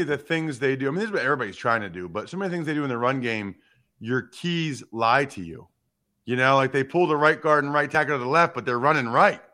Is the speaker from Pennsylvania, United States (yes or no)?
yes; outside of Philadelphia, Pennsylvania, United States; I grew up outside of Philadelphia